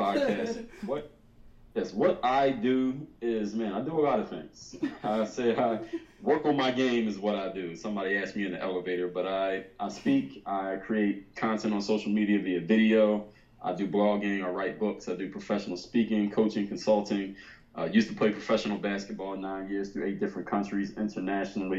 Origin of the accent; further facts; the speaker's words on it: Philadelphia, Pennsylvania, United States; I'm from Philadelphia